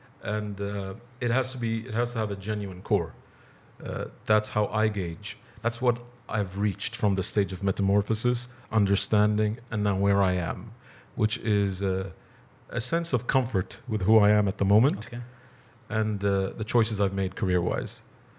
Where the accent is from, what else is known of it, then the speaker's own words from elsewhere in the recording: Bahrain; also born or lived in California; I'm from Bahrain.